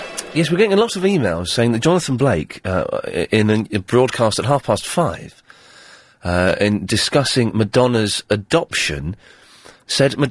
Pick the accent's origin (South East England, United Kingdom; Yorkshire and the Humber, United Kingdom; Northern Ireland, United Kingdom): South East England, United Kingdom; Slough; moved away; I grew up in Slough. I did get out.